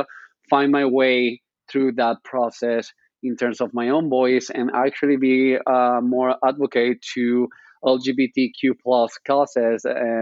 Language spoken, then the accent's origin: English; Spain; English is a second language; moved away as an adult; now in New York, United States; I'm coming from Spain, so that's why this cute accent that you can hear right now